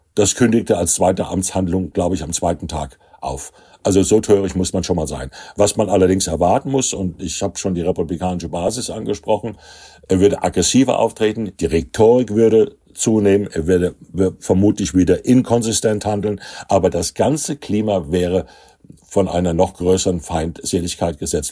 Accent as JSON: {"language": "German", "region": "Hesse", "country": "Germany", "said": "Als Hesse"}